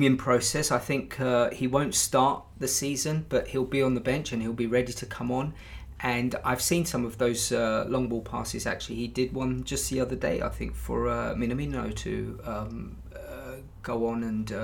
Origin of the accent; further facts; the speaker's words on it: Brighton, South East England, United Kingdom; my hometown club of Brighton